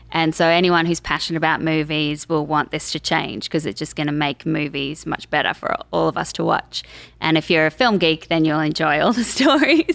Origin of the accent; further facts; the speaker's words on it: Canberra, Australian Capital Territory, Australia; moved away as an adult; also born or lived in Sydney; now in Los Angeles, United States; straight out of school, I was like, I'm moving from Canberra up to Sydney